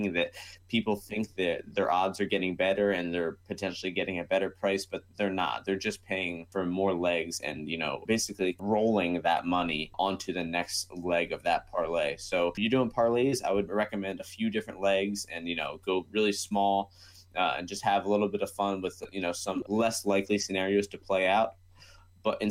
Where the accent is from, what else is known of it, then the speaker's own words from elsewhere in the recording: United States; I am American